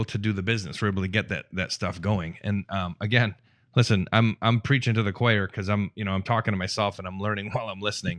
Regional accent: Detroit, Michigan, United States; we're Midwest people, like all of us sitting here, we're from the Midwest, we're from Detroit.

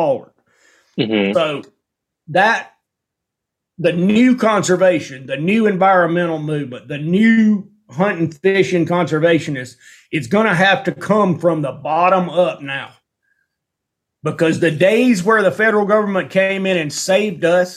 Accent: Alabama, United States; moved away as an adult; now in Montana, United States; I grew up in Alabama with the TVA

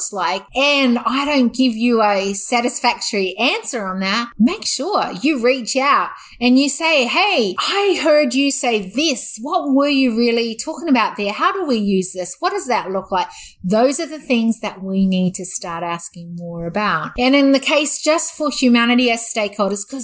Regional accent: New Zealand; moved away as an adult; now in Australia; I was brought up half my life, actually less than half my life now, scariest truth, was in New Zealand. And I've actually lived and spent more years as an Australian

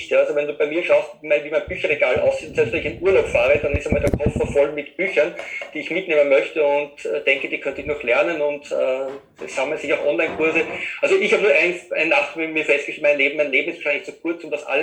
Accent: Vienna, Austria; ich komme aus Österreich, aus dem Raum Wien.

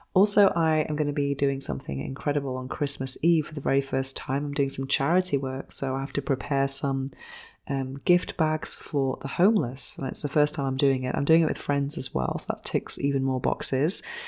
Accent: England, United Kingdom; 'cause I'm English

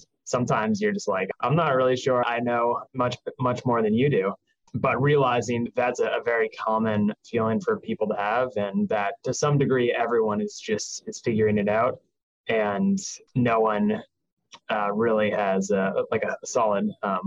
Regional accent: Boston, Massachusetts, United States; moved away as an adult; also born or lived in Manhattan, New York; now in New York, United States; born and raised in Boston for the prior 26 years of my life

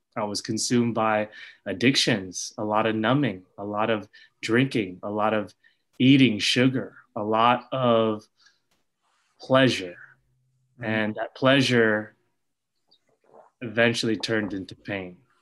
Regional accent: Sacramento, California, United States; I grew up here in Sacramento

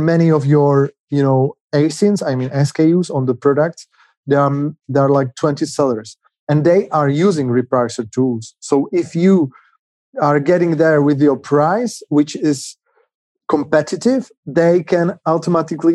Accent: Czechia; We are from the Czech Republic, currently in two cities in Prague and Třinec

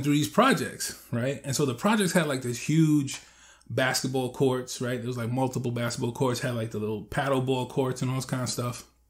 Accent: New York, United States; when I was growing up in New York

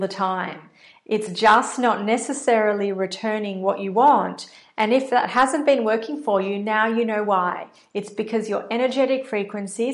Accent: Australia; accent: Australian; I'm based in Australia, in case you can't tell from my accent.

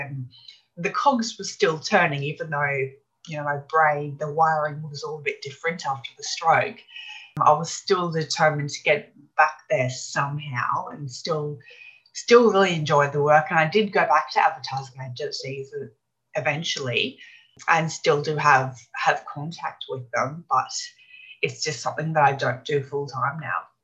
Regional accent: Brisbane, Queensland, Australia; I grew up here in Brisbane, in Australia, Brisbane.

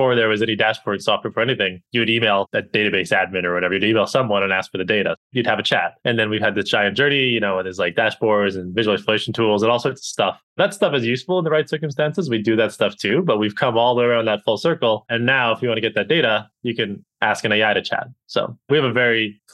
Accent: Canada; moved away as an adult; also born or lived in United Kingdom / Boston / New York; now in United States; I'm originally from Canada

